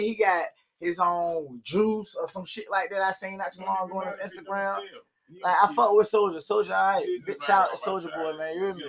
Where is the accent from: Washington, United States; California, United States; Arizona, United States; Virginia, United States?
Virginia, United States; I'm an artist from Virginia.